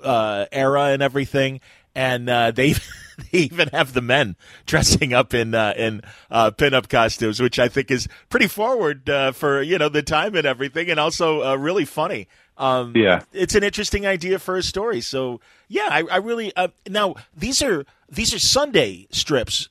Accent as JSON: {"language": "English", "town": "Chicago", "region": "Illinois", "country": "United States", "tie": "born or raised there", "said": "the Chicago Tribune, my my hometown paper"}